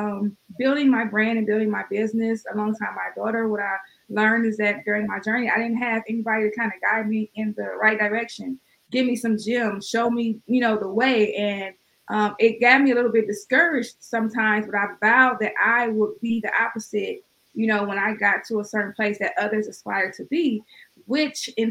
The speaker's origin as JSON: {"language": "English", "town": "East Cleveland", "region": "Ohio", "country": "United States", "tie": "born or raised there", "said": "Although I'm from Cleveland, I grew up in East Cleveland, which is one of the rougher neighborhoods in Cleveland"}